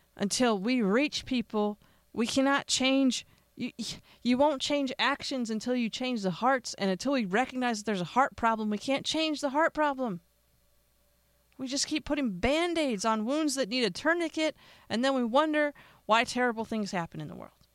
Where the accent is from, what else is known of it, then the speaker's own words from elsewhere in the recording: Pennsylvania, United States; now in Las Vegas, United States; my home state of Pennsylvania.